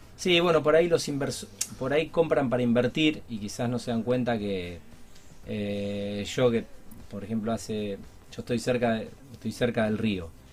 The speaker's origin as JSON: {"language": "Spanish", "country": "Argentina", "said": "somos todos argentinos, vivimos en este país de locos"}